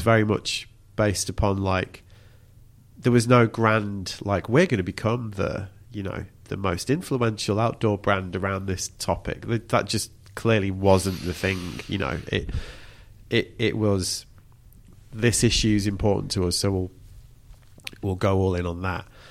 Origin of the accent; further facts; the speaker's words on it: England, United Kingdom; we're still English enough